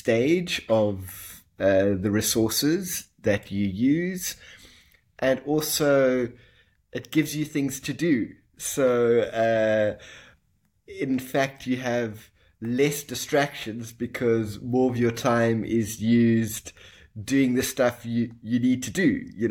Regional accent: South Africa; I was born in South Africa. My family originally is of Italian descent

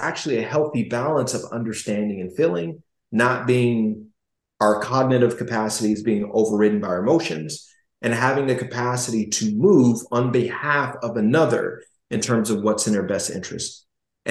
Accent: Gary, Indiana, United States; I was growing up in Gary, Indiana

